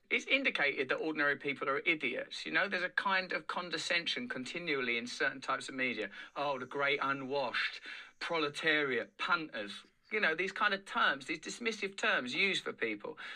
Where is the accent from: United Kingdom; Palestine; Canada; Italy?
United Kingdom; England; I'm English